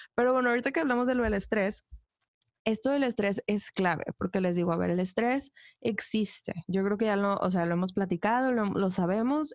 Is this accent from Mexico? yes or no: yes; Ciudad Victoria, Tamaulipas, Mexico; moved away as an adult; soy de Ciudad Victoria